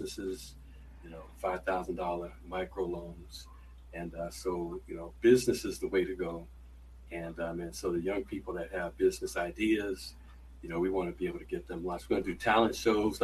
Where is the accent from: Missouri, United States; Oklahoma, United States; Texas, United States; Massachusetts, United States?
Massachusetts, United States; New Bedford; moved away; growing up in New Bedford